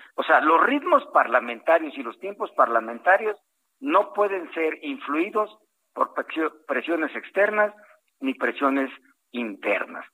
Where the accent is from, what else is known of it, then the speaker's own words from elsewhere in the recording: Costa Chica of Guerrero, Mexico; soy costeño de la Costa Chica de Guerrero